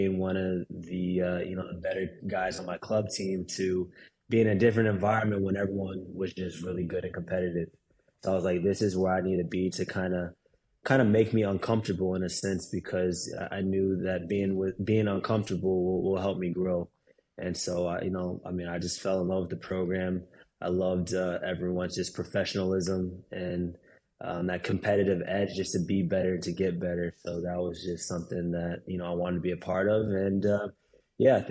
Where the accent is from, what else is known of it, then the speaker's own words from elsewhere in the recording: Dallas, Texas, United States; growing up in Dallas, I went to the Dallas Burn games